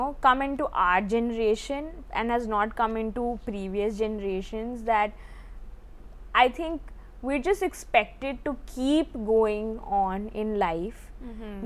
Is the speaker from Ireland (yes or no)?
no; India; growing up in the Indian context